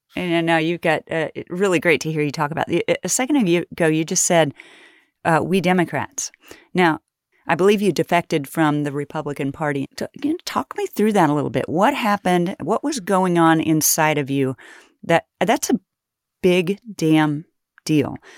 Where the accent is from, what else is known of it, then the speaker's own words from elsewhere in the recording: Kansas, United States; I grew up poor in Kansas